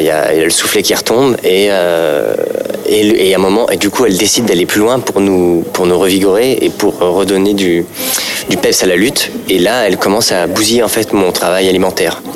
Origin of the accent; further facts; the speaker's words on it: Paris, Île-de-France, France; je suis parisien, je suis plutôt bobo